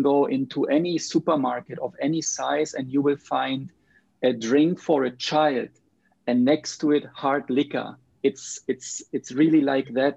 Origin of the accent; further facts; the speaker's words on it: Germany; now in Sweden; I live in Sweden now, but I'm from Germany